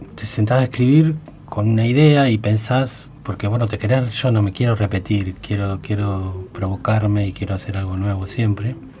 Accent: Baradero, Buenos Aires Province, Argentina; moved away; era mi pueblo

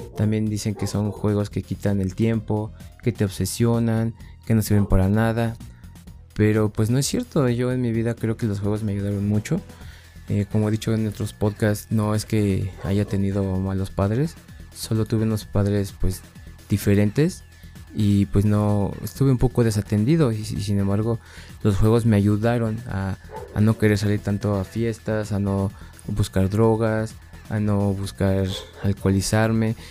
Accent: Mexico; en mi país, aquí en México

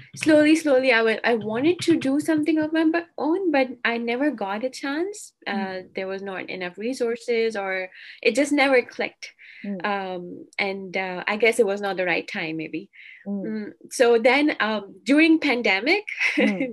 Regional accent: Pakistan; moved away as an adult; now in Alberta, Canada; I'm from Pakistan, so Pakistan uh, it's also quite hot in summer

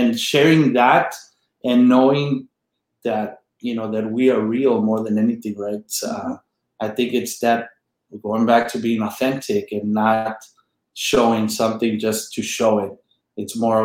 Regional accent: United States; also born or lived in Mexico; I'm from La Jolla. I grew up a mile from where I teach.

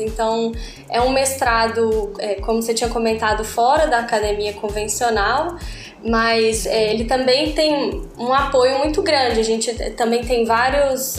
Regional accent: Belo Horizonte, Minas Gerais, Brazil; moved away; sou de Belo Horizonte, Minas Gerais

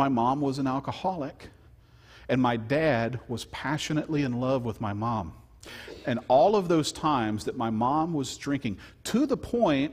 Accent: Louisiana, United States; I'm from Louisiana

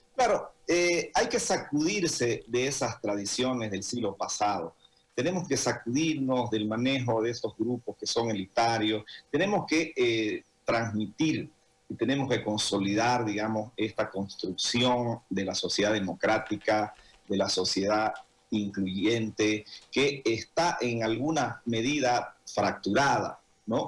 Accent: Santa Cruz, Bolivia; todo cruceño

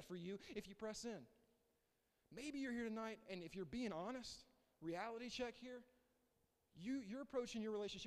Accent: the South, United States; I grew up here. I grew up in the South

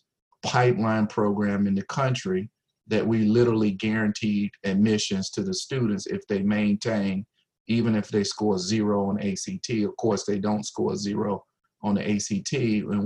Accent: South Carolina, United States; moved away as an adult; also born or lived in Virginia; now in Ohio, United States; I'm from South Carolina

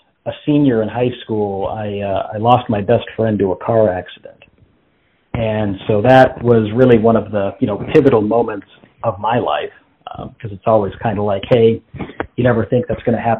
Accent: Las Vegas, Nevada, United States; moved away as an adult; now in Texas, United States; I'm from Las Vegas, which was an interesting place to grow up.

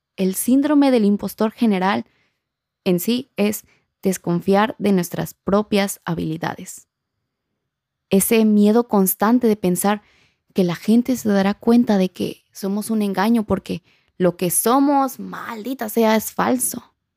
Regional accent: Acapulco, Guerrero, Mexico; accent: acapulqueño; mi acento acapulqueño

